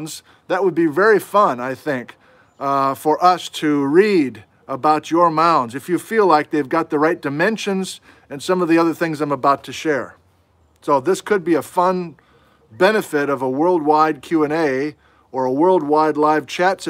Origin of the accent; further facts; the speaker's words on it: Wisconsin, United States; moved away; I'm from Wisconsin